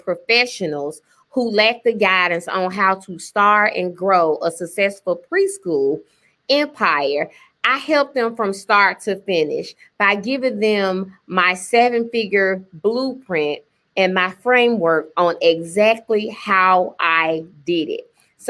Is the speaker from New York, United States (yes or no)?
no; Memphis, Tennessee, United States; I'm from Memphis, Tennessee.